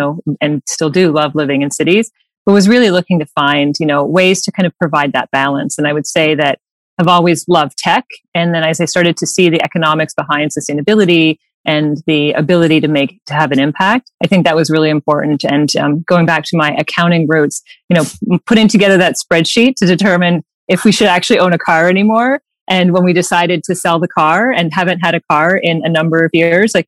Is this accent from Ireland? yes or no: no; East Coast of Canada, Canada; am from the East Coast of Canada. My husband and I are from the same town of 1,000 people